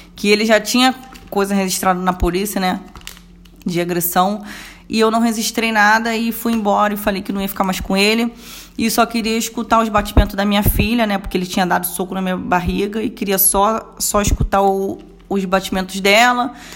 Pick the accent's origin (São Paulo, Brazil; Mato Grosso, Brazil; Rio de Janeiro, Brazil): Rio de Janeiro, Brazil; vim de Bangu mesmo